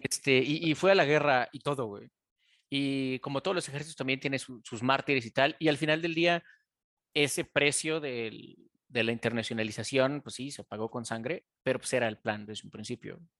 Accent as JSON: {"language": "Spanish", "country": "Mexico", "said": "De México, güey."}